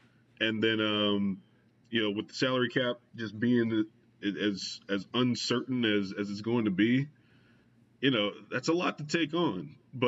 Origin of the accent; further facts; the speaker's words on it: LaPlace, Louisiana, United States; I grew up outside of New Orleans in La Place